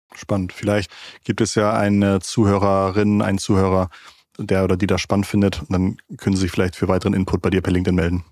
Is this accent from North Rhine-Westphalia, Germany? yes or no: no; Schleswig-Holstein, Germany; Ich komme aus Schleswig-Holstein, ich komme vom Dorf